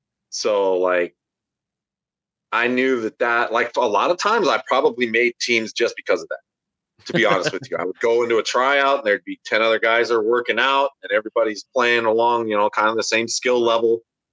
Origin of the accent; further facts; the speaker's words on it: Grand Junction, Colorado, United States; Actually, in my hometown of Grand Junction, there's this guy that's like a pro MMA bodybuilder type.